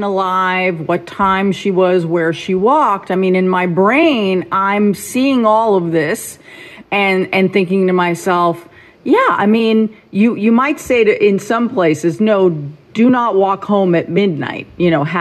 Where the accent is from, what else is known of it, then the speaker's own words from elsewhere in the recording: New York City, New York, United States; I grew up in Forest Hills